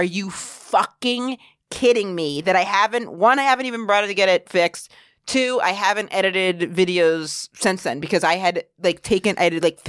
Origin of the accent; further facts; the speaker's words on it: Maine, United States; now in New York, United States; I'm from Maine.